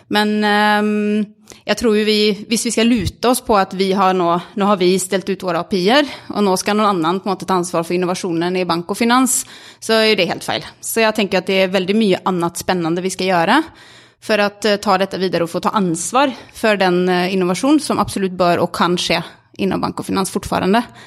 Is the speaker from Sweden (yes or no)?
yes; Sweden; Norwegian is a second language; now in Norway; Jeg er svensk og, og, bor i Norge.